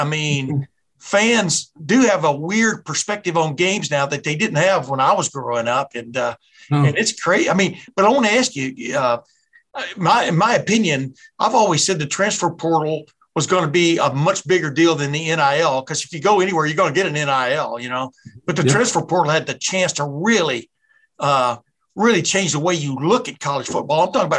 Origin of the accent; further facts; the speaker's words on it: Alabama, United States; also born or lived in Texas; now in Ohio, United States; I grew up in Alabama and in Texas and moved up here in 76, but to Ohio.